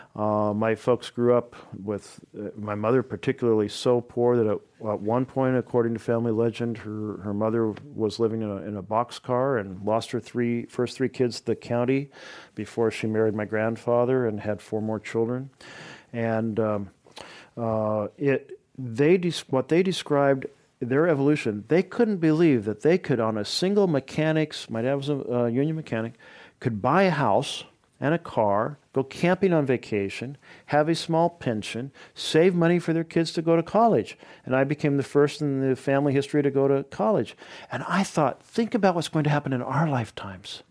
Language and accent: English; Oregon, United States; my home state